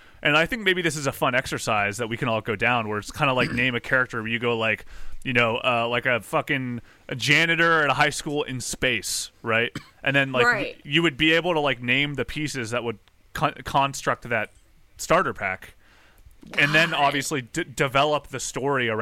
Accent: West Virginia, United States; I'm from West Virginia and I'm from Appalachia

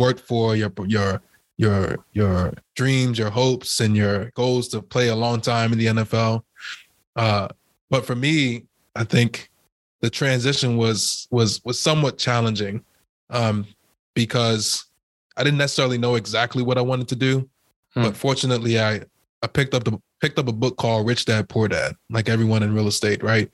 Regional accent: Trinidad & Tobago; now in United States; I was born in Trinidad as well. My mom and dad is from Trinidad

